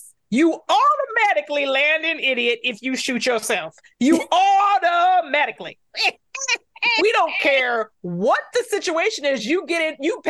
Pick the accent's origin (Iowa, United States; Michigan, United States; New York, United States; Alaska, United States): Michigan, United States; Detroit; I grew up in Detroit and my parents both worked for Ford.